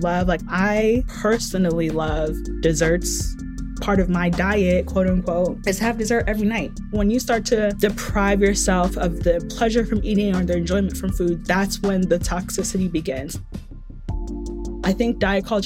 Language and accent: English; Nigeria; I'm Nigerian